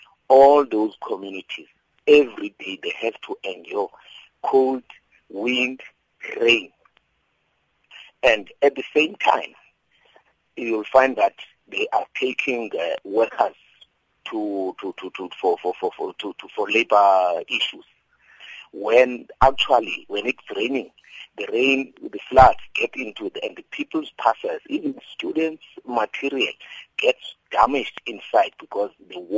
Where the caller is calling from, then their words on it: Mount Frere, Eastern Cape, South Africa; I'm calling from Mount Frey in the Eastern Cape, between Kokstad and Mthatha.